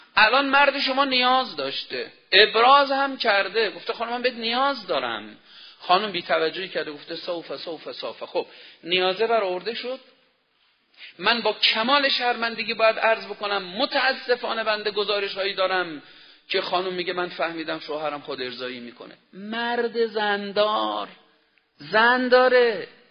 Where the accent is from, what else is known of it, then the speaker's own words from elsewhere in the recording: Iran; ما ایرانی هستیم